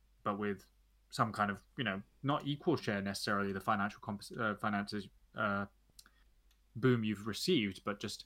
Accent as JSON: {"language": "English", "region": "London", "country": "United Kingdom", "said": "I'm a Londoner."}